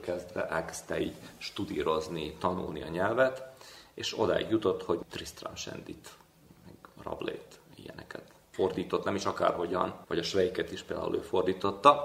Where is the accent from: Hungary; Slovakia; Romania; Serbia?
Serbia; Senta, Vojvodina; now in Belgrade, Serbia; Zentában, mert ugye ott születtem